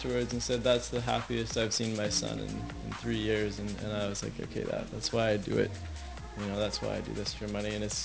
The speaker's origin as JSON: {"language": "English", "town": "Halifax", "region": "Nova Scotia", "country": "Canada", "also_born_or_lived": "Banff", "moved": "yes", "said": "where I'm from Nova Scotia. I'm from Halifax"}